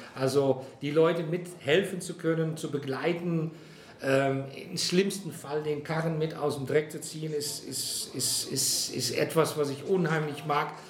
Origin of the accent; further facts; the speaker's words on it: Netherlands; now in Frankfurt, Germany; Geboren bin ich in Kloster Sander, das ist ein kleines Örtchen in den Niederlanden, direkt an der Küste. Also ich bin also ein echtes Küstenkind